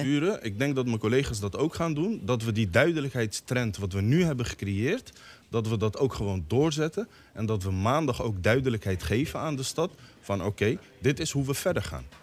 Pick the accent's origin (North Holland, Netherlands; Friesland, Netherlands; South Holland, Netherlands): South Holland, Netherlands; The Hague; Ik praat als inwoner van Den Haag.